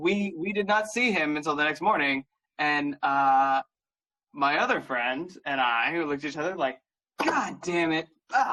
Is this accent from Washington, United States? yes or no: yes; Seattle, Washington, United States; I'm from Seattle